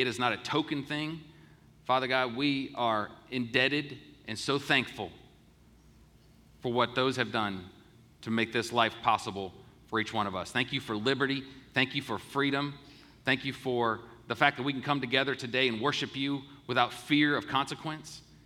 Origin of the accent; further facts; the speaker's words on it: United States; being an American and being able to grow up in this great country